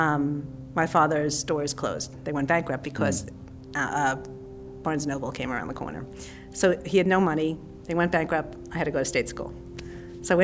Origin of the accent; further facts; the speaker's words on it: Long Island, New York, United States; I grew up in Long Island, but I had this really eccentric father